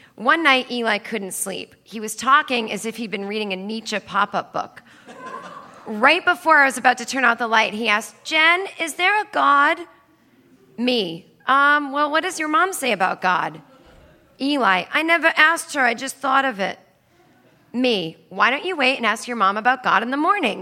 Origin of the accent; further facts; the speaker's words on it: Needham, Massachusetts, United States; I grew up in Needham, Massachusetts